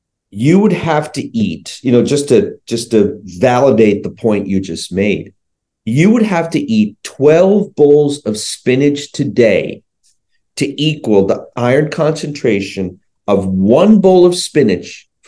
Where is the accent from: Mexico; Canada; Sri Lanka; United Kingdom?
Sri Lanka; born there; I was born in Sri Lanka.